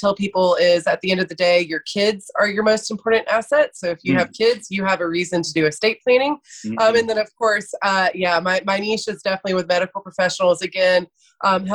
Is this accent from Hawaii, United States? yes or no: no; Athens, Georgia, United States; also born or lived in Atlanta, Georgia; I am from Athens, Georgia. So I was born and raised a dog